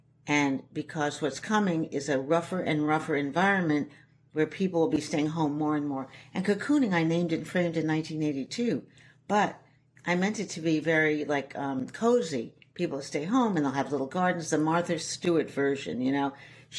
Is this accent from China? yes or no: yes; Shanghai, China; also born or lived in New York City, United States; I come from a very, kind of rough background, the East Village. I'm sixth generation New Yorker. I was brought up in Shanghai because my father was head of the CID in Shanghai, which is like the CIA.